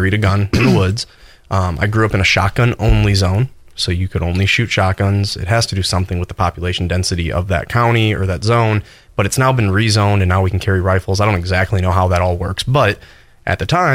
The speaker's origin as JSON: {"language": "English", "region": "Wisconsin", "country": "United States", "tie": "born or raised there", "moved": "yes", "said": "I grew up in Wisconsin"}